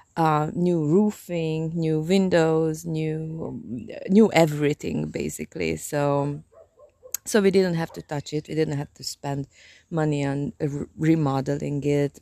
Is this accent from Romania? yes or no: yes; Transylvania, Romania; English is a second language; now in Hungary; I'm from, um, Transylvania, which is a part of Hungary